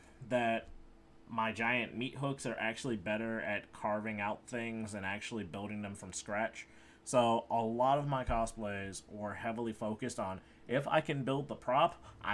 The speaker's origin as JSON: {"language": "English", "town": "Chicago", "region": "Illinois", "country": "United States", "tie": "born or raised there", "said": "I'm from Chicago."}